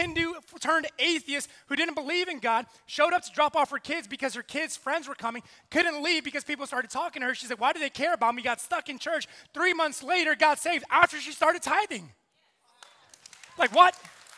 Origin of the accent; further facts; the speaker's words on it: New York City, New York, United States; also born or lived in South Carolina; now in New York City, United States; I'm from New York. I'm half Puerto Rican, half Colombian.